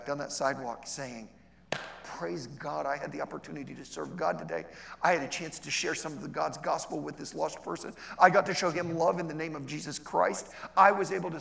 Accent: Ohio, United States; I grew up, okay, I'm from Ohio

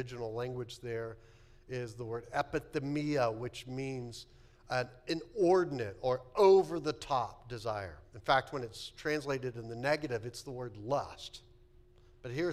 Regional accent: Texas, United States; moved away; I grew up in Texas

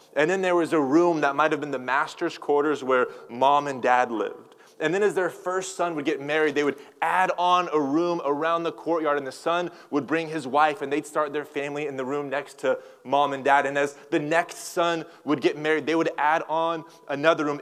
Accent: Tulsa, Oklahoma, United States; now in California, United States; I'm from Tulsa, Oklahoma, and I'm kind of a I guess, a resident of California now

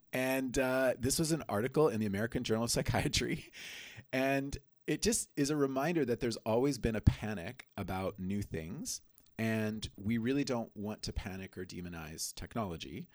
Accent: Colombia; moved away; I grew up in Colombia

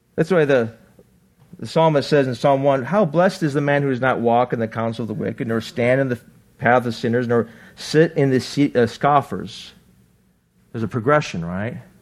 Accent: Buffalo, New York, United States; now in Arizona, United States; I grew up in Buffalo

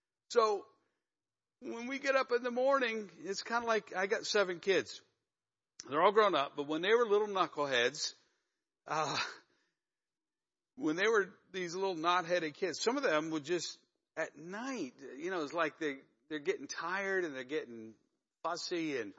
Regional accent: Northeast, United States; drinking my Joe, actually my hot tea, because I'm a Yankee from the Northeast.

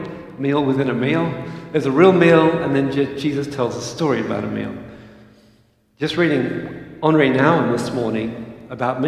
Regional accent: Australia; moved away as an adult; I'm an Aussie

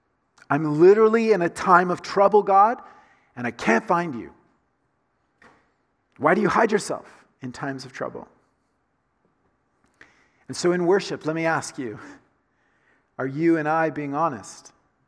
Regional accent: the South, United States; I grew up in the South, in the United States, right? And so I grew up saying to my dad and to my mom, yes, sir, yes, ma'am.

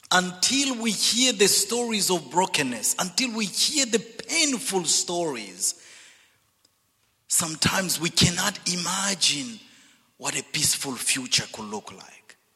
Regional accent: DR Congo; English is a second language; moved away; also born or lived in Zambia / Zimbabwe / Dallas / Missouri; I'm originally from Zambia, grew up in the Congo, and educated in Zimbabwe and Dallas and Missouri.

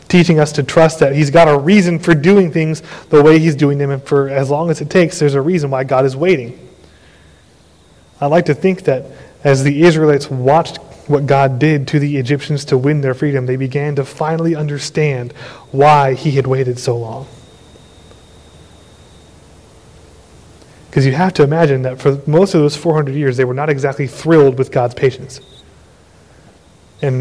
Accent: Austin, Texas, United States; I was a teenager growing up in Austin

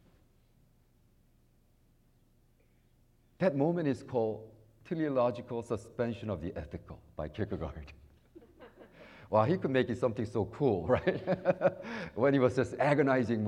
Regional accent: United States

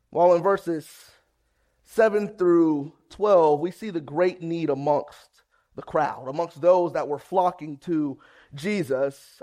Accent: Ohio, United States

